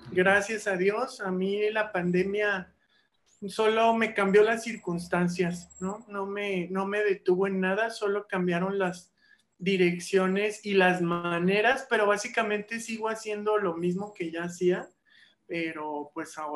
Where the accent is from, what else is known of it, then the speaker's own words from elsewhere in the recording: Mazatlán, Sinaloa, Mexico; Y bueno, desde allá, desde Mazatlán, mi, mi tierra natal, pues desde entonces daba clases en la Universidad de Durango y algunas otras, y acá trabajo para UVM y para Unitec, Universidades de Diseño